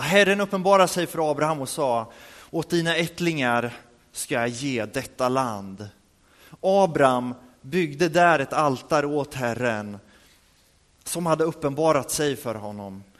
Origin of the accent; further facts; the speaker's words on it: Örebro, Örebro County, Sweden; moved away; vi hade en alfakurs i Örebro där vi kommer ifrån